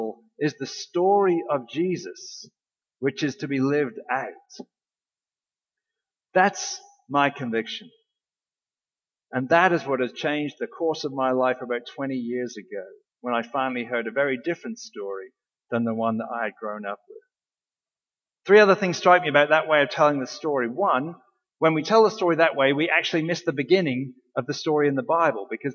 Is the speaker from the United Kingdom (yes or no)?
yes; England, United Kingdom; moved away; my experience growing up in England